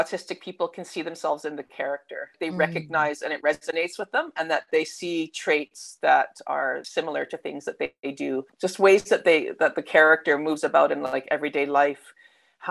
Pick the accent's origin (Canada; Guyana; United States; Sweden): Canada; accent: Canadian; now in Melbourne, Australia; You can tell by the accent, though, I'm like Canadian. So, I mean, I'm Aussie by citizenship now, but I'm originally from Canada